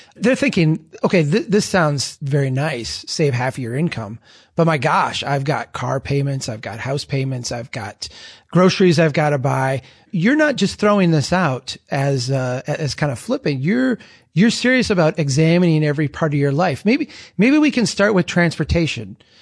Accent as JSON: {"language": "English", "region": "Minnesota", "country": "United States", "said": "I'm from Minnesota"}